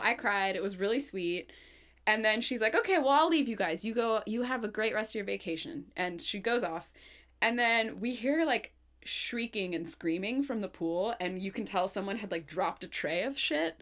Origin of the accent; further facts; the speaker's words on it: Portland, Oregon, United States; I grew up in Portland.